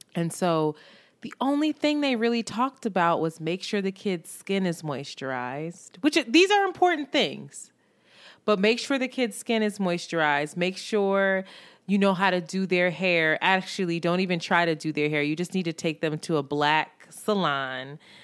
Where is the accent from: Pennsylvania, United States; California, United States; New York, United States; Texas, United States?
Pennsylvania, United States; Philadelphia; I grew up in Roxborough, which was very mixed